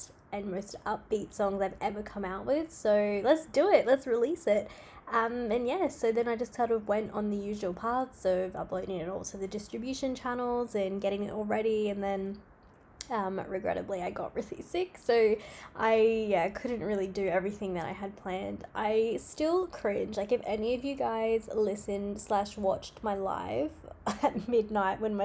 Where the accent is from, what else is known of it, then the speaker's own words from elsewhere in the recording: Australia; I'm from Australia